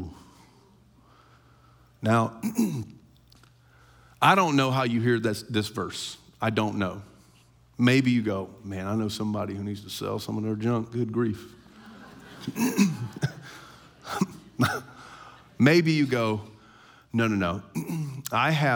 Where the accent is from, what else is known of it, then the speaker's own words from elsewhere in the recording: United States; We, as American Christians